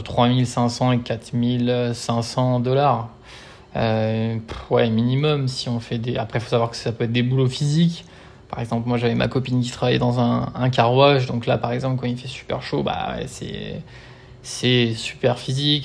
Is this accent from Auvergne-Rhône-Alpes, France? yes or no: yes; Lyon, Auvergne-Rhône-Alpes, France; moved away as an adult; also born or lived in Brisbane, Australia; now in Australia; je suis de Lyon de base